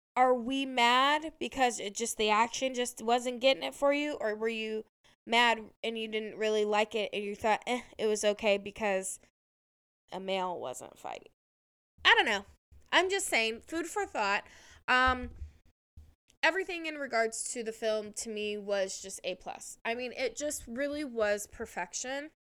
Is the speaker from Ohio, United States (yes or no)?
yes; on the Indiana state line, Ohio, United States; moved away; I'm actually originally from Ohio, but I grew up on the Indiana state line